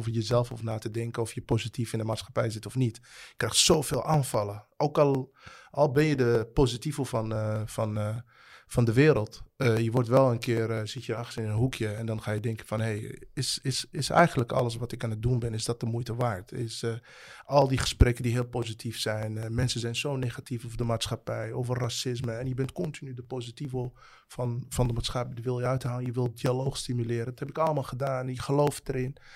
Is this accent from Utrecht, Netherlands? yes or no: no; The Hague, South Holland, Netherlands; Het is toch jouw stad? Ik kom uit Den Haag.